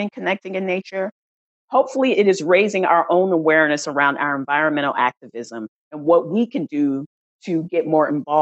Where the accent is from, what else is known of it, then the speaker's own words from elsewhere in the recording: San Antonio, Texas, United States; moved away as an adult; also born or lived in Washington, District of Columbia, United States; now in Oakland, United States; I grew up in Texas, San Antonio, Texas